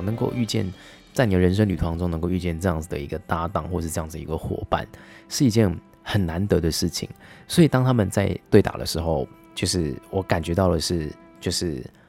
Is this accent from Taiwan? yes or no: yes; Taiwan; 我们都来自台湾